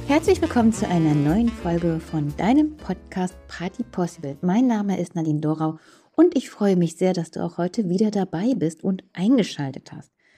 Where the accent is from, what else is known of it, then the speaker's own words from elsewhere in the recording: Krefeld, North Rhine-Westphalia, Germany; auf der hiesigen Kirmes bei uns in Uerdingen